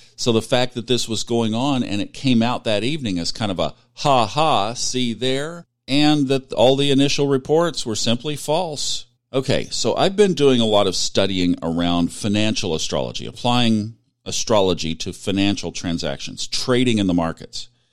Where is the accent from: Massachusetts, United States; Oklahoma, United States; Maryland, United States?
Oklahoma, United States; Tulsa; it's my hometown